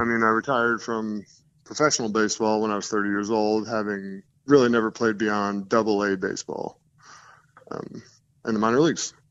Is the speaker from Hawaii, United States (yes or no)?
no; New Jersey, United States; moved away as an adult; also born or lived in Los Angeles; now in Denver, United States; I live in Denver now, but I grew up in New Jersey